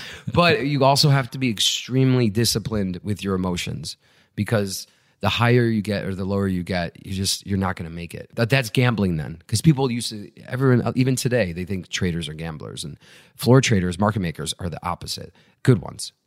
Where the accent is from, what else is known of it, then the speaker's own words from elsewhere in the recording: Chicago, Illinois, United States; I grew up right outside Chicago and then moved into the city in high school